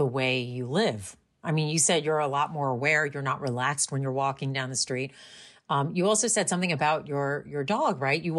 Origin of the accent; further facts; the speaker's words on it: New York suburbs, United States; I grew up in New York as well. I didn't grow up in the city. I was in the suburbs, but I visited the city a lot and I went to Chinese school on the weekends there.